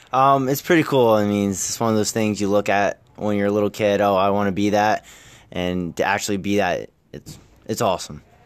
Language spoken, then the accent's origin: English; Nazareth, Pennsylvania, United States; growing up in Nazareth, it's, it's a town that eats, breathes, and sleeps wrestling